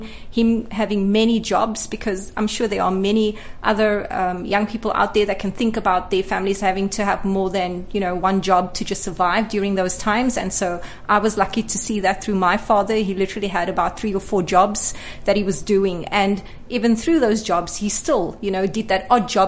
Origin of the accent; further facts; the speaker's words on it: Cape Town, Western Cape, South Africa; I grew up in Cape Town